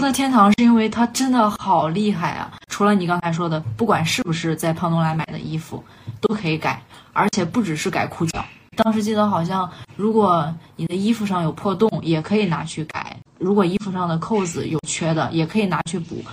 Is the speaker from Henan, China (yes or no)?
yes; Xuchang, Henan, China; moved away as an adult; 我们从小到大的，呃，生活环境是比较单一的，一直就是在我们家乡这里